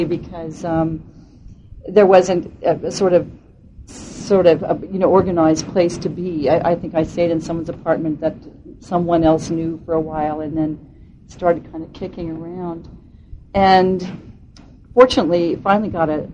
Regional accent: Denver, Colorado, United States; I grew up in Denver, Colorado

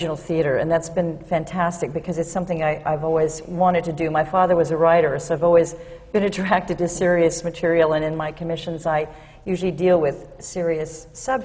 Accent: Denver, Colorado, United States; We grew up in Denver

